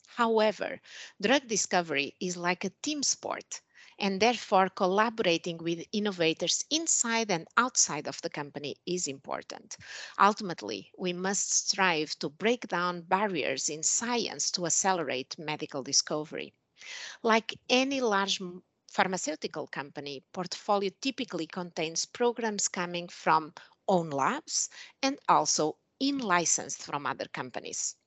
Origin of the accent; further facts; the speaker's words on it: Portugal; moved away as an adult; also born or lived in Switzerland / Germany / Spain / United States; now in Shanghai, China; I'm originally from Portugal